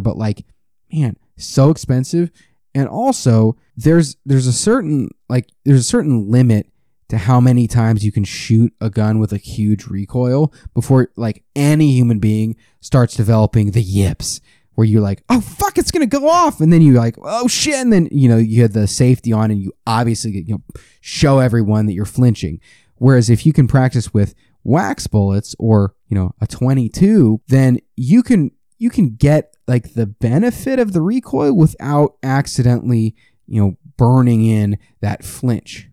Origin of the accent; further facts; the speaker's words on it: United States; I'm American.